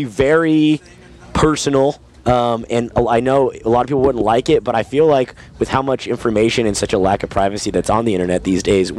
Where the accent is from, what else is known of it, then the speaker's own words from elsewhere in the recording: California, United States; My current girlfriend was born in France, and I'm from Southern California, so.